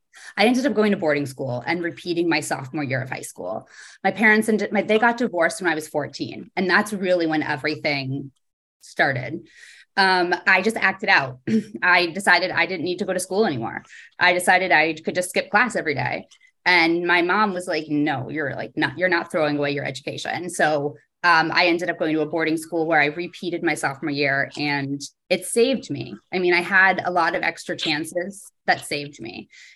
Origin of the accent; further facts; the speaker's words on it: East Coast, United States; also born or lived in New Jersey / Pittsburgh / Connecticut; now in New York, United States; All over the East Coast, pretty much. We moved around a lot when I was younger. I was always the new kid. I lived in New Jersey, in Pittsburgh, Connecticut.